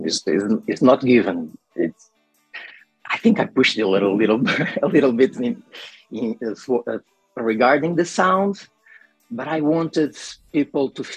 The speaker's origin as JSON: {"language": "English", "region": "Lisbon", "country": "Portugal", "said": "I'm from Portugal. I am 23, I'm 31 years old. And I come from the slums from Lisbon"}